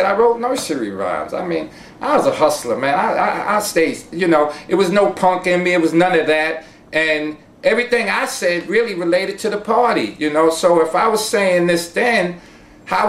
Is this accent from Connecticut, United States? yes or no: no; New York City, New York, United States; My family comes from North Carolina. I was born in the Bronx